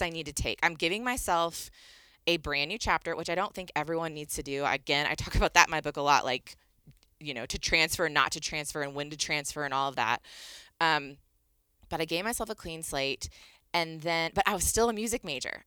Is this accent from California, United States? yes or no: no; Northern Virginia, United States; moved away as an adult; I grew up in Northern Virginia, right outside of D C.